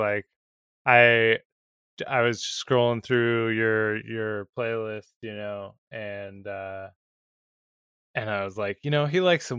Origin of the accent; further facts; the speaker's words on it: Seattle, Washington, United States; growing up in the Seattle area